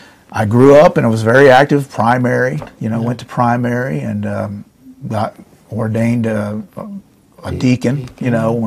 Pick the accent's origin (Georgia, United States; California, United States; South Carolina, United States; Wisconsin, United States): Georgia, United States; also born or lived in New Jersey; I was born in New Jersey. My parents moved to Georgia, you know, when I was, let's see, 10 years old. So I was pretty much raised in the South in Georgia.